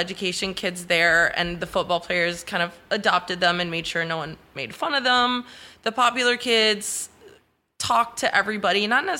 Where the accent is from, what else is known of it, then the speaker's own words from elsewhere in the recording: Michigan, United States; moved away as an adult; also born or lived in South Korea; now in Miami, United States; growing up in Michigan, I had a different experience because my dad is Cuban.